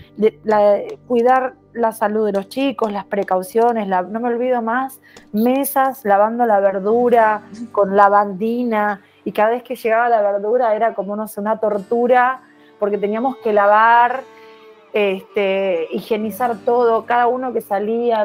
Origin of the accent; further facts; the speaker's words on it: Argentina; moved away as an adult; mi país